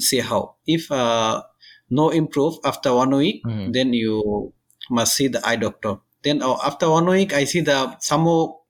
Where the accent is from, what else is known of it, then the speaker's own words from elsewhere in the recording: Bangladesh; moved away as an adult; now in Singapore; I am 32 years old and I'm from Bangladesh.